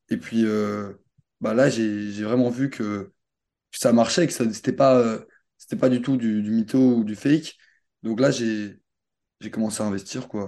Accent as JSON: {"language": "French", "country": "Belgium", "said": "Ah ouais, je suis belge."}